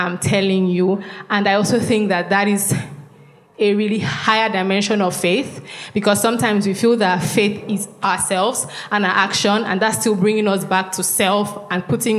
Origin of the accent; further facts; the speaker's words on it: Nigeria; I'm from Kwashiba. I'm Efik